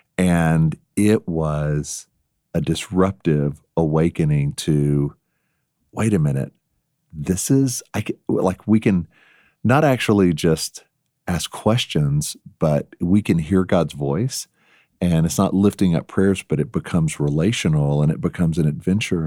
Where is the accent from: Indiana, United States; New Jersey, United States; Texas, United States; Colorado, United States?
Texas, United States; accent: Texas; moved away; my Texas past accent